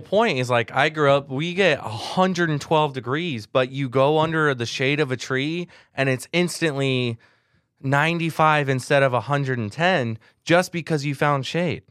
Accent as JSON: {"language": "English", "region": "Southern California", "country": "United States", "tie": "born or raised there", "said": "I grew up in Southern California."}